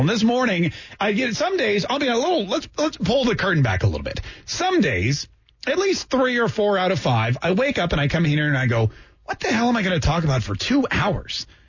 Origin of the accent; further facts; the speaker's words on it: Canada; now in Jacksonville, United States; I grew up in Canada